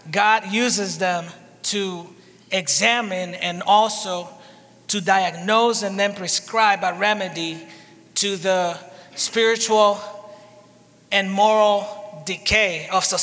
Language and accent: English; Dominican Republic; and I am from the Dominican Republic. soy de la República Dominicana.